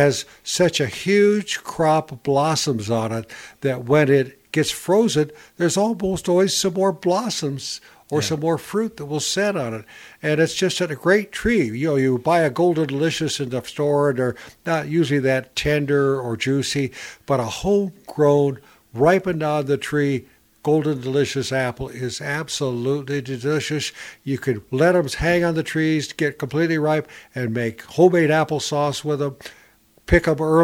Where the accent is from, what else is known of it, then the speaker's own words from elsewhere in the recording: Northern Ohio, United States; moved away; I was raised in Northern Ohio.